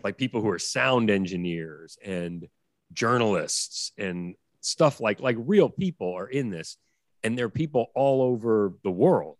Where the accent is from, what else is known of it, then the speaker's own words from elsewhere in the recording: New York City, New York, United States; I grew up on the Upper West Side